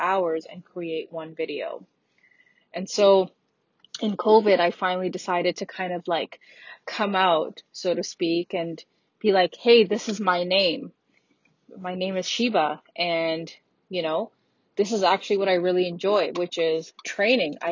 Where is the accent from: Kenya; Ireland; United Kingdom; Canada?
Canada; moved away as an adult; also born or lived in Australia; as a Canadian citizen